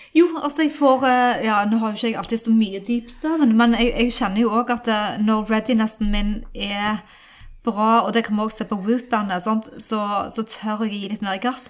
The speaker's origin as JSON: {"language": "Norwegian", "country": "Norway", "also_born_or_lived": "United States"}